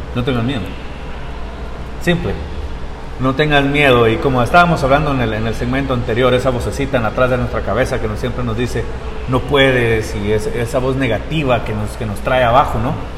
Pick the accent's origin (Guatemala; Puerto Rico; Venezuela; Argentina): Guatemala; Guatemala City, Guatemala Department; also born or lived in Costa Rica / Utah; now in North Salt Lake, Utah, United States; soy, soy de la ciudad de Guatemala. Este, nací en Costa Rica